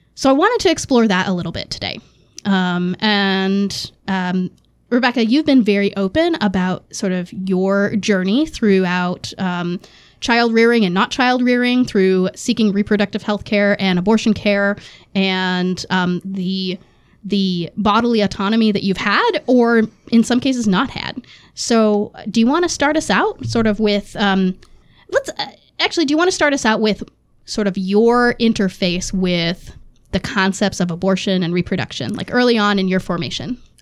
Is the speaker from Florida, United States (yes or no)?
no; Massachusetts, United States; growing up in Massachusetts, that was pretty standard for Democrats